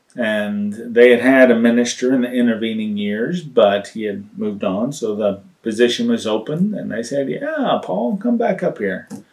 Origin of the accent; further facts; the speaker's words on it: Texas, United States; moved away; I was raised in Texas